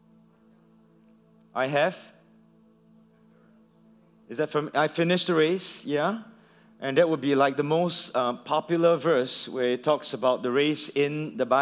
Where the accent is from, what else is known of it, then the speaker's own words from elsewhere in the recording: Singapore; I come from Singapore